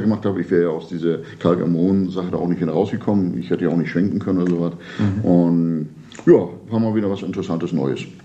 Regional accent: Rostock, Mecklenburg-Vorpommern, Germany; now in Ribnitz-Damgarten, Germany; Ich bin eigentlich ursprünglich Rostocker, ich bin hier auch geboren

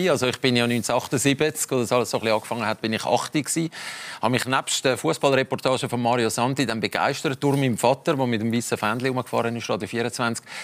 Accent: Limmattal, Zurich, Switzerland; Äh, aus dem Limmatal aus einer äh, sehr intakten Familie.

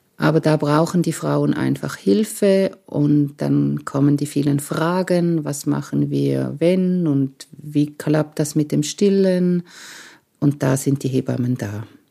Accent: Romanshorn, Thurgau, Switzerland; Ich bin am Bodensee aufgewachsen in Romanshorn

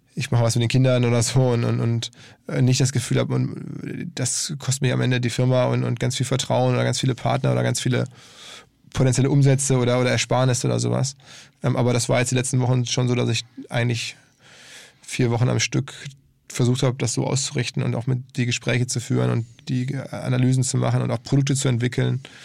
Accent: Essen, North Rhine-Westphalia, Germany; in Essen lebt, also meine Heimatstadt

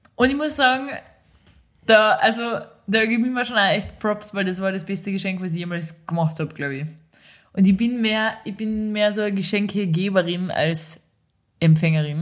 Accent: Austria; moved away; da wo in dem ganzen Tal, wo ich herkomme, gibt es keine einzige Ampel

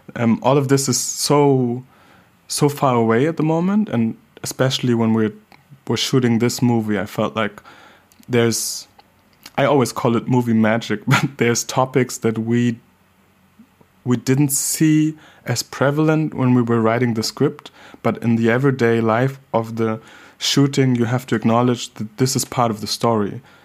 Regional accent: Hamburg, Germany; growing up in Hamburg, Germany, as a black child

